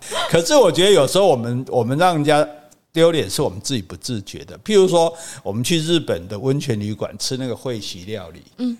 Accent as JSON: {"language": "Chinese", "country": "Taiwan", "said": "我们台湾人习惯一开始就不会崩"}